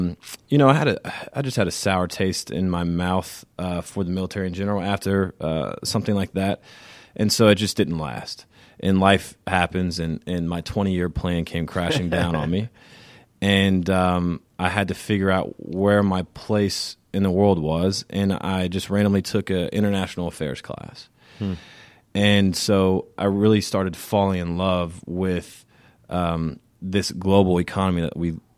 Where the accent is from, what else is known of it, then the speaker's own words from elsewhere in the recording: Savannah, Georgia, United States; So, like I said, just backing up, I come from Savannah. I come from a military family. That's how we ended up in Savannah.